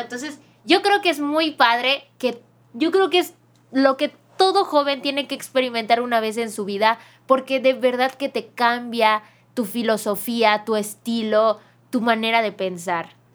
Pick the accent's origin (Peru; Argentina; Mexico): Mexico